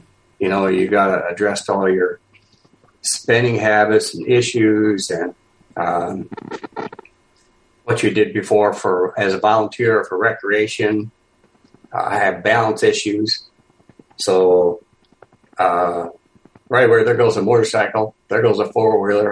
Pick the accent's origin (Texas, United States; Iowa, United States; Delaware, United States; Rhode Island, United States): Iowa, United States; I'm from Iowa.